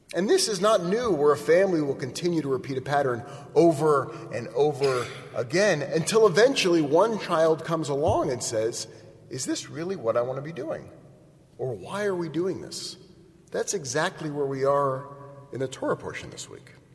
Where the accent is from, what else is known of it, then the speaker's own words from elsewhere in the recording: Portola Valley, California, United States; I grew up in Portola Valley